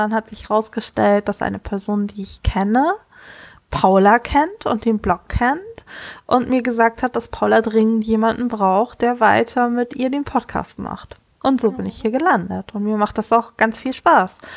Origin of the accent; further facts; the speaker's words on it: Kiel, Schleswig-Holstein, Germany; ich komme aus Kiel.